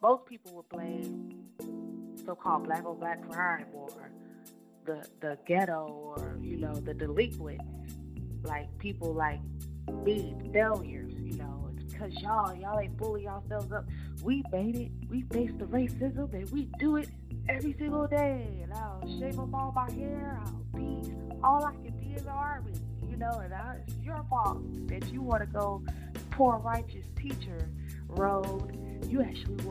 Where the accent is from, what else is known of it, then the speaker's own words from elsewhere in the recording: Rocky Mount, North Carolina, United States; I'm from Edgecombe County, North Carolina